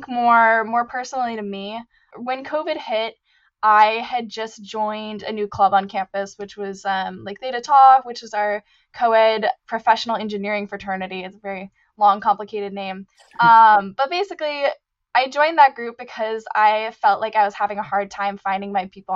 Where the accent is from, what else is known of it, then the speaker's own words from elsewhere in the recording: Seattle, Washington, United States; moved away as an adult; also born or lived in California; now in Santa Clara, United States; I'm originally from the Seattle area, kind of out in the suburbs